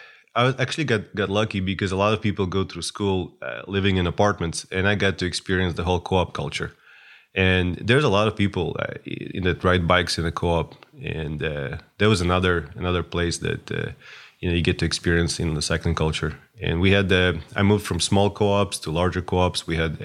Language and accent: English; Moscow, Russia; born there; Well, I was born in Moscow, but now we like to joke on our chat that I'm from Ukraine